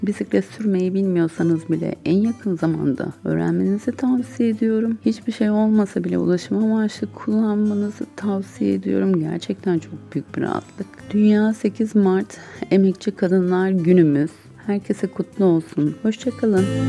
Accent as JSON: {"language": "Turkish", "region": "İzmir", "country": "Turkey", "tie": "born or raised there", "said": "İzmir Bornova doğumluyum."}